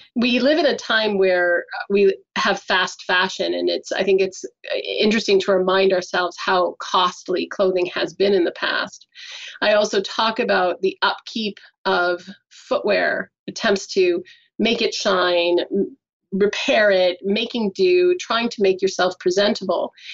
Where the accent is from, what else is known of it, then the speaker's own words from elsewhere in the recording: United States; moved away; I'm American